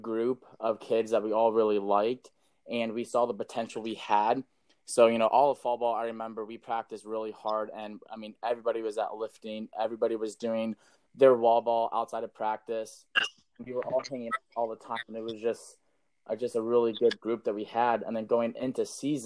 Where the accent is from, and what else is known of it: Massillon, Ohio, United States; born or raised there; also born or lived in Columbus, Ohio